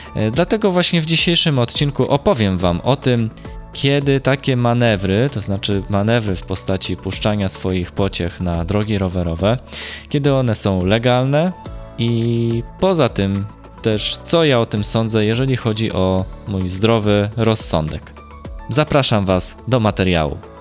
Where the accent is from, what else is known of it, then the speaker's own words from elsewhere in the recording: Gdańsk and Sopot, Pomeranian Voivodeship, Poland; u nas w Gdańsku i w Sopocie